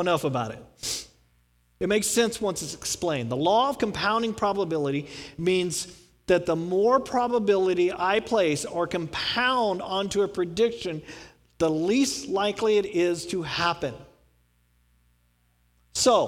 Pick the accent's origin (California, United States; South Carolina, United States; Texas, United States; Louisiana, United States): Texas, United States; I'm from Texas